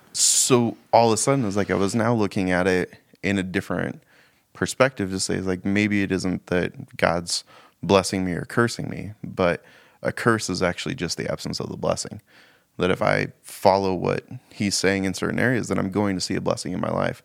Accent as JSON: {"language": "English", "town": "Spokane", "region": "Washington", "country": "United States", "tie": "born or raised there", "moved": "yes", "lives_now": "Missoula, United States", "said": "I grew up in Spokane, but moved to Missoula in, uh, two thousand"}